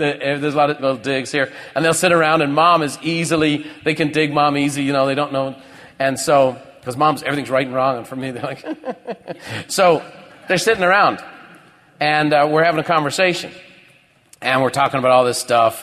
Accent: Ireland; moved away; I grew up in Ireland.

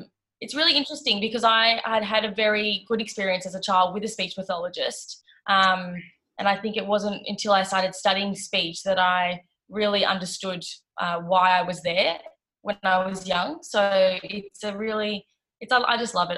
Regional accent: Melbourne, Victoria, Australia; I am from Melbourne, Australia.

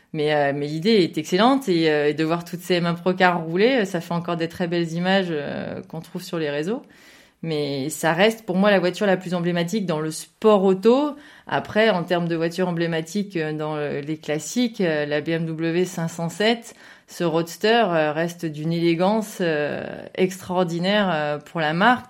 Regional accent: Saint-Étienne, Auvergne-Rhône-Alpes, France; je viens d'une région qui, euh, qui, aime beaucoup la voiture et qui a aussi des routes qui permettent de rouler, qui est un peu euh, dans le centre, effectivement, c'est la région de Saint-Étienne, j'en suis plutôt fière

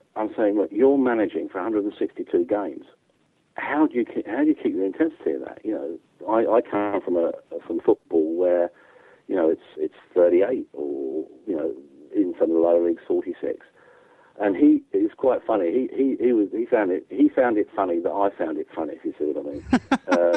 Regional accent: England, United Kingdom; as an English guy

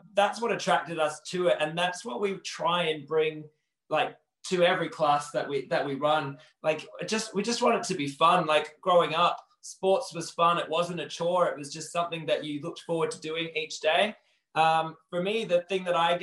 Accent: Perth, Western Australia, Australia; accent: Australian; moved away as an adult; now in Manchester, United Kingdom; I was born in Perth in Western Australia

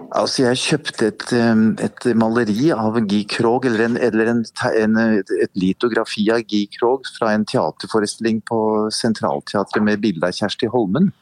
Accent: Oslo, Norway; jeg var jo, veldig liten av vekst når jeg vokste opp her på Sagene

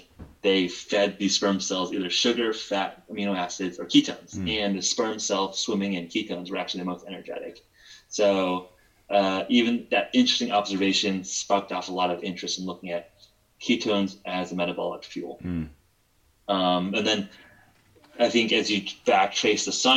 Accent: Palos Verdes, California, United States; also born or lived in Stanford; I grew up in Palos Verdes, which is a suburb of Los Angeles

